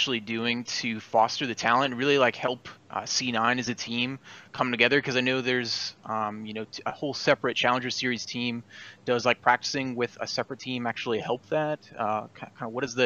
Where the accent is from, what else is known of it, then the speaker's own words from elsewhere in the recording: San Antonio, Texas, United States; I'm from San Antonio, Texas